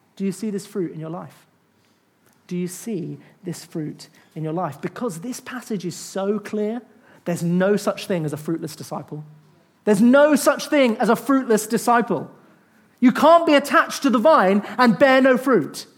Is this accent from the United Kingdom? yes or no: yes; United Kingdom; I'm British